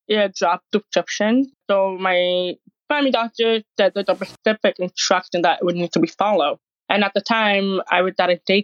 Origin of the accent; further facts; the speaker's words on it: Toronto, Ontario, Canada; I started from Canada, Toronto.